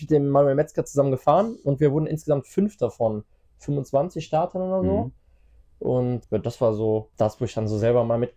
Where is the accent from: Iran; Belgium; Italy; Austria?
Belgium; Eupen, Wallonia; born there; also ich bin Belgier und bin ja in Eupen geboren.